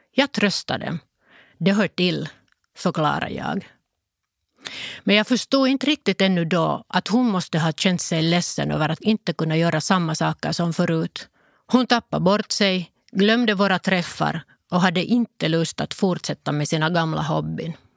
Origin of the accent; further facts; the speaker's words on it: Lohja, Uusimaa, Finland; first language Finnish; Swedish is a second language; Vi var en vanlig familj som bodde i Lojo.